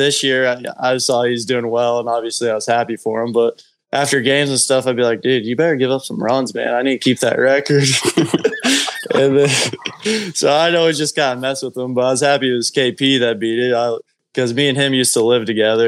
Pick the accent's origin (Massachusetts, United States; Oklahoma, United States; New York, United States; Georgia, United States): Oklahoma, United States; Piedmont; I'm from Piedmont, so kind of knew a lot of people around the Edmond area